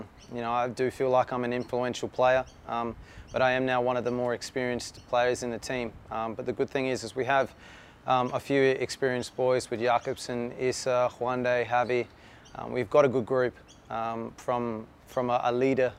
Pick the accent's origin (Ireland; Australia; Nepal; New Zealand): Australia; Adelaide, South Australia; born or raised there